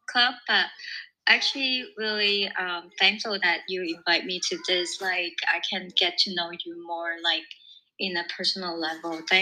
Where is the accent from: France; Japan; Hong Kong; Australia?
Hong Kong; English is a second language; I'm actually from Hong Kong